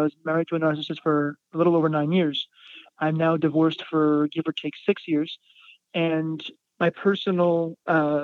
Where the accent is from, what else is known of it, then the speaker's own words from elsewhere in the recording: Montreal, Quebec, Canada; where I grew up in Montreal, there was a lot of space as well